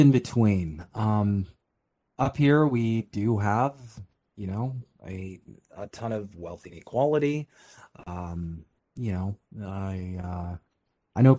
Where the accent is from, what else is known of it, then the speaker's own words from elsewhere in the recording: Canada; being Canadian